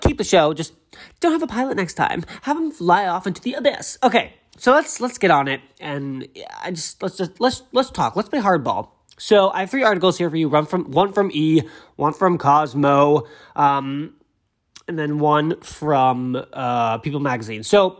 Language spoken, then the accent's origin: English; a suburb south of Boston, Massachusetts, United States; my hometown, which is a beautiful little town, a little suburb south of Boston, right by the water.